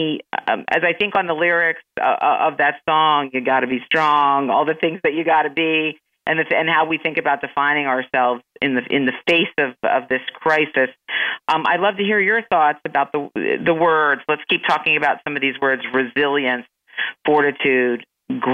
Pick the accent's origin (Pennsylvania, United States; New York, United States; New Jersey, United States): Pennsylvania, United States; Philadelphia; I'm from Philadelphia